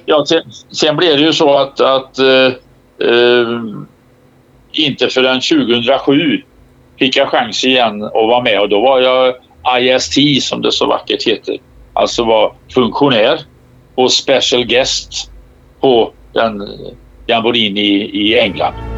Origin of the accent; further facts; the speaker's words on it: Sweden; som svensk scout